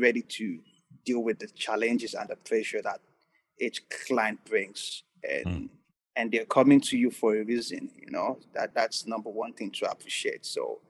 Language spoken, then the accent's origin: English; Nigeria; I'm not going to generalize all the African. I'm just a Nigerian client.